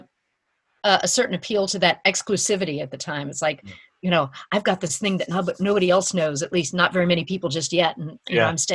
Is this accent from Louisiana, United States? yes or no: yes; Louisiana, United States; I'm from Louisiana